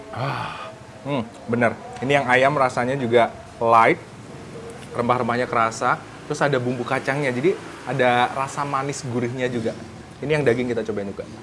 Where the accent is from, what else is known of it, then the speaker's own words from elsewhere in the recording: Tasikmalaya, West Java, Indonesia; saya kan bukan asli sini, saya asli Tasik